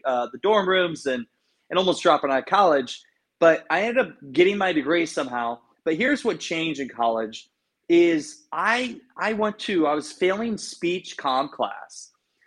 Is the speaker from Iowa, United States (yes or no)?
yes; Garnavillo, Iowa, United States; moved away; I grew up in Northeast Iowa, a town called Garnavillo